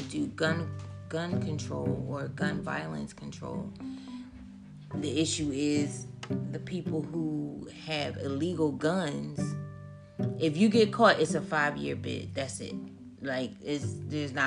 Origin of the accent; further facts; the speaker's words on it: Philadelphia, Pennsylvania, United States; also born or lived in Maryland; I was raised in Philadelphia, lived in 12 years in Maryland, and came back home